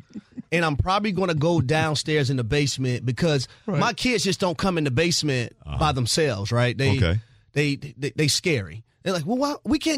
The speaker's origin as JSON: {"language": "English", "town": "Atlanta", "region": "Georgia", "country": "United States", "said": "I'm from Atlanta"}